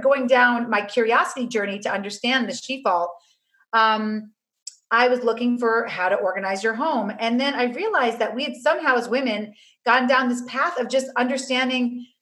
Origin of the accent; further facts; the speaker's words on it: New York City, New York, United States; I grew up on Avenue C and 14th Street